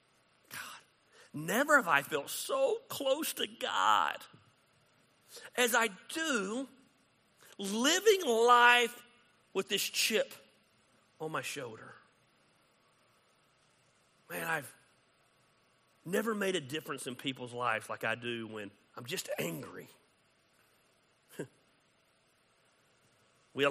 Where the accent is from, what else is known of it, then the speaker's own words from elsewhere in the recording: United States; I'm proud to be an American. I love being American.